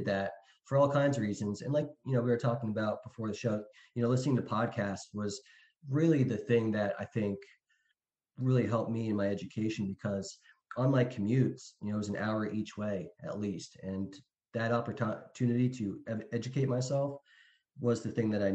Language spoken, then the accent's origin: English; Pennsylvania, United States; moved away as an adult; also born or lived in North Carolina; now in Florida, United States; I grew up in Pennsylvania, went to school in Philadelphia